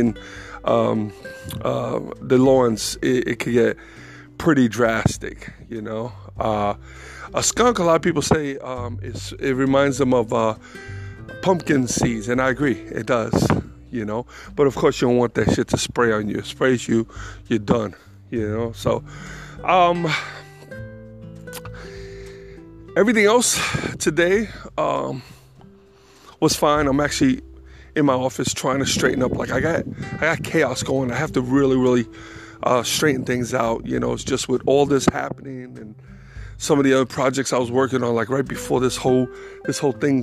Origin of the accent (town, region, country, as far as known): New York City, New York, United States; born or raised there; now in North Carolina, United States